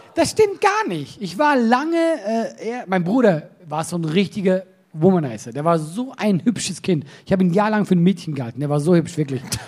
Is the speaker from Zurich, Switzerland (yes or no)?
no; Solothurn, Switzerland; Bei uns äh, in Solothurn, das ist unsere Stadt, wo ich herkomme